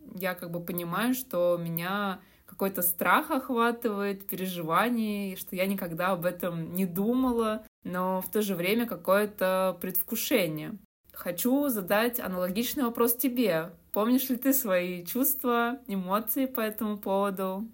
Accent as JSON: {"language": "Russian", "region": "Moscow", "country": "Russia", "tie": "born or raised there", "also_born_or_lived": "Saint Petersburg, Russia", "said": "Я родилась в Москве и большую часть жизни прожила в этом городе"}